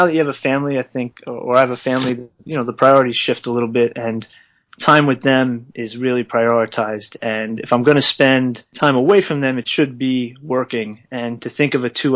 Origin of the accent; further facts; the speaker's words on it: New York, United States; as a New Yorker